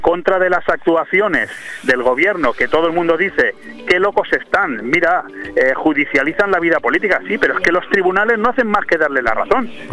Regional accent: Spain; como español

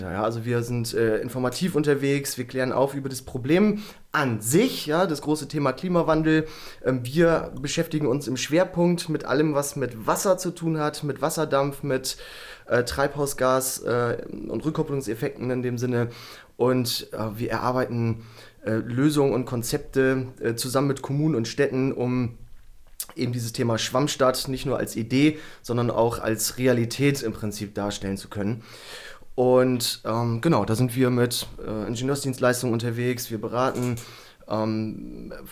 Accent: Bremen, Germany; Also ich bin ein äh, Typ. Ein ursprünglicher Bremer, 34 Jahre alt, aktuell. Ähm, ich komme ganz ursprünglich mal aus einem so

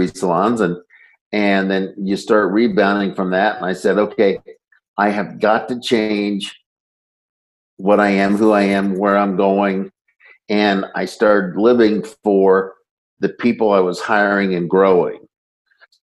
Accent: Northeast Indiana, United States; I grew up in Northeast Indiana

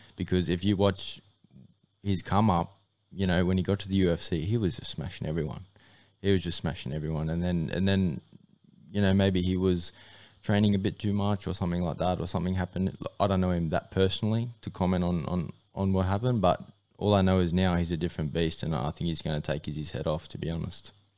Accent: Mackay, Queensland, Australia; I grew up in M M A, uh, in, uh, Mackay, which is up in North Queensland

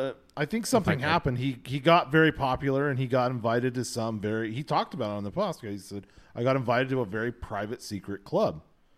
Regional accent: United States; But we're so American in that we think we know how everything fucking works.

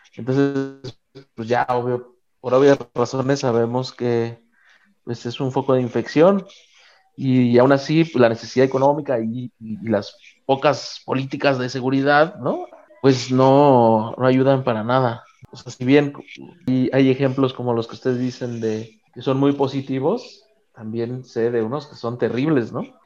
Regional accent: Mexico; de donde yo vengo

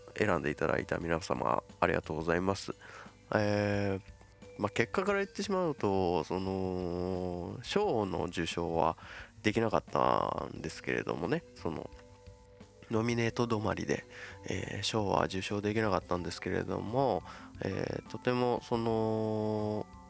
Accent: Shizuoka, Japan; moved away; 僕のね地元静岡

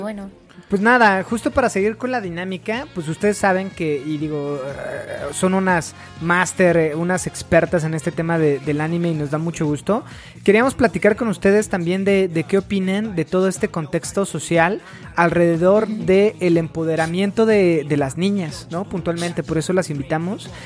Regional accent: Mexico; para nosotros en México

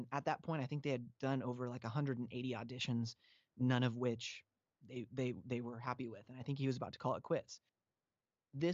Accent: Pacific Northwest, United States; So Facedown was a really big deal to me growing up in the Northwest.

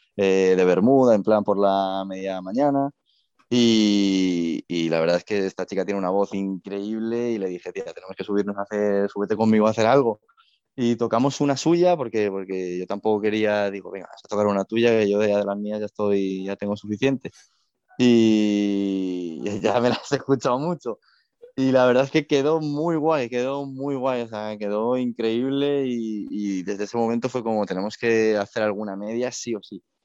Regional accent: Madrid, Community of Madrid, Spain; yo soy, yo soy madrileño

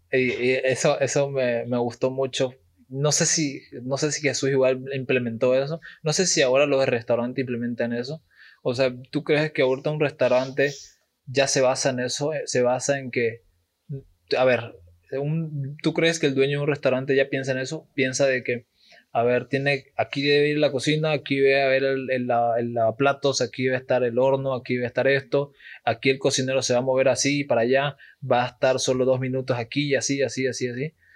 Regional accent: eastern Bolivia, Bolivia; somos bolivianos

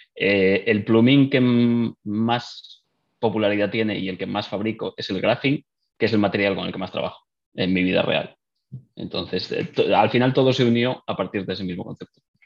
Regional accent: northern Spain, Spain; moved away as an adult; now in Dublin, Ireland; soy de España, del norte

